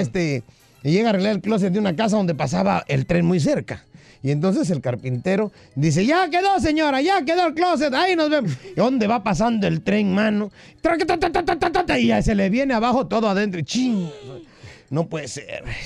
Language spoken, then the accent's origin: Spanish; Acapulco, Guerrero, Mexico; mi pueblo, mano, Acapulco